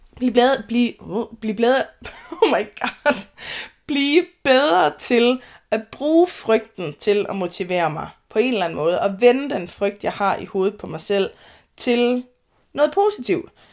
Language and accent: Danish; Denmark; moved away as an adult; also born or lived in Høje Taastrup, Zealand; jeg er jyde